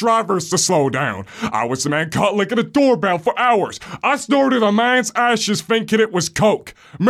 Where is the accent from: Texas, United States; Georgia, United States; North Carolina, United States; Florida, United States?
Florida, United States; I can't wait to tell you about how wonderful my home state is.